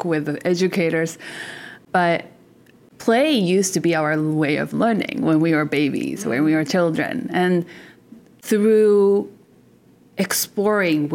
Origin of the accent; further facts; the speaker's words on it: Japan; now in Canada; I'm originally from Japan